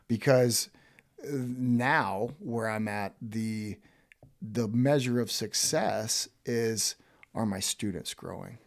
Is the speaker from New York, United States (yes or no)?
no; Woodville, Florida, United States; moved away; I grew up in a small town called Woodville that's fif-, not even fifteen minutes south of Tallahassee.